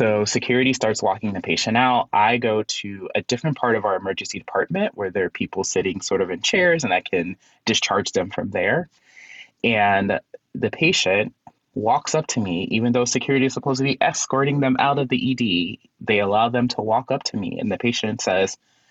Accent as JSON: {"language": "English", "town": "Chicago", "region": "Illinois", "country": "United States", "moved": "as an adult", "lives_now": "Philadelphia, United States", "said": "I am originally from Chicago."}